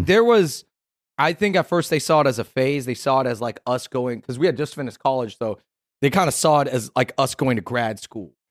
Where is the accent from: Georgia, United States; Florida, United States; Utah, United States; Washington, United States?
Washington, United States; Kent; moved away as an adult; also born or lived in Los Angeles; now in New York, United States; we grew up in South Seattle, Kent, Washington, and then we moved to L A after college